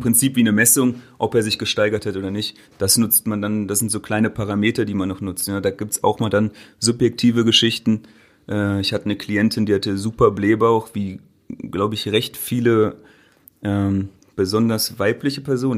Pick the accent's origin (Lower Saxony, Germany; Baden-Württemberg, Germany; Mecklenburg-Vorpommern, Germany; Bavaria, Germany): Lower Saxony, Germany; Göttingen; moved away as an adult; also born or lived in Berlin; Wir kommen aus Göttingen, das ist eine Studentenstadt mit 120.000 Einwohnern.